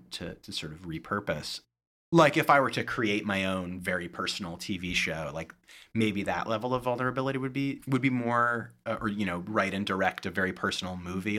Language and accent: English; Berkeley, California, United States; moved away; I'm from Berkeley, California originally, and, uh, Yellow Jackets is a play set at Berkeley High, which was my high school